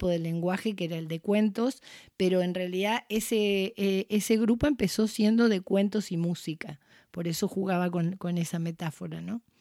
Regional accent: Argentina; en ese pueblo de italianos donde yo crecí, no en Italia, sino pueblos de inmigrantes italianos

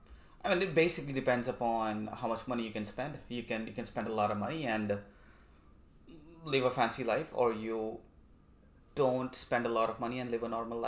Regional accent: India; moved away as an adult; now in Vancouver, Canada; I'm from India, that's right.

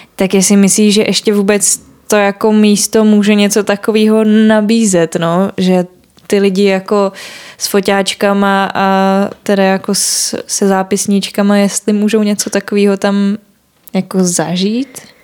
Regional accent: Prague, Czechia; já jsem jako Pražák a měla jsem to štěstí, že teda jako můžu bydlet u rodičů

